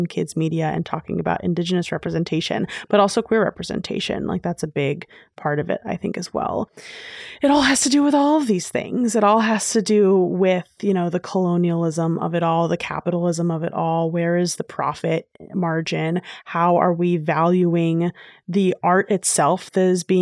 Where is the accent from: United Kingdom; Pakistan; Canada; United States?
United States; New York City, New York; I grew up in New York City